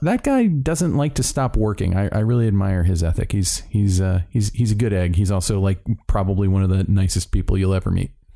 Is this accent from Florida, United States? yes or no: yes; Miami, Florida, United States; moved away; I was born in Miami